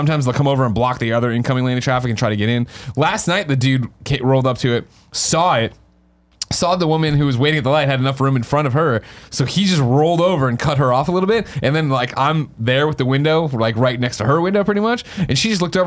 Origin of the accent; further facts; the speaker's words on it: Chicago, Illinois, United States; I'm from Chicago